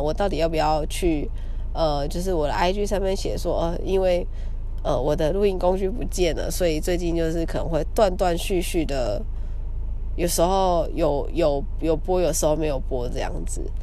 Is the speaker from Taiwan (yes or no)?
yes; Kaohsiung, Taiwan; 因为我是高雄人嘛，小时候看电影的时候都会去